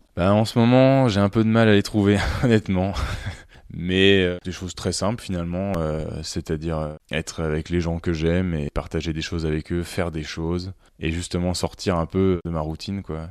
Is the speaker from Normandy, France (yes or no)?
no; Bourgogne-Franche-Comté, France; also born or lived in Dijon; là où j'ai grandi, donc dans le Morvan